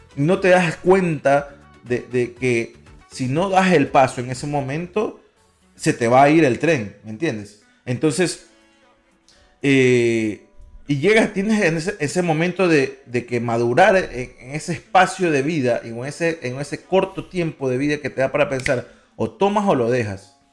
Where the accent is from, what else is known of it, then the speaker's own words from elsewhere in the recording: Guayaquil, Guayas, Ecuador; now in United States; nacimos en Guayaquil